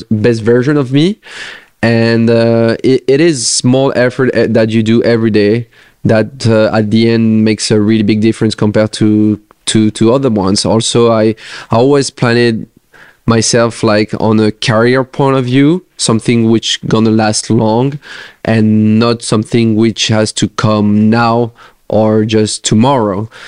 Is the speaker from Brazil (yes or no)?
no; France; English is a second language; share some moments with uh, the other French players.